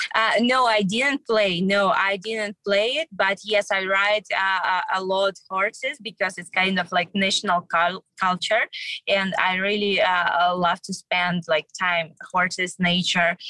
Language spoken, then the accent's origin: English; Kyrgyzstan; moved away; visiting my home country